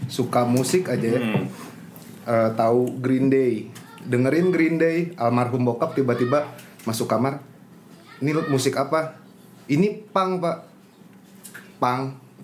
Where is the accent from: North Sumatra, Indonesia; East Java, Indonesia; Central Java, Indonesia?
North Sumatra, Indonesia; Medan; Nah akhirnya dari situ udah pas SMP di Medan, untungnya di Medan tuh banyak yang jual kaset-kaset import